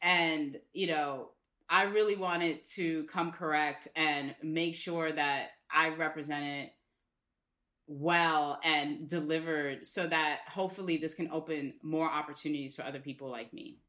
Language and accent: English; New York City, New York, United States; I'm from the Bronx.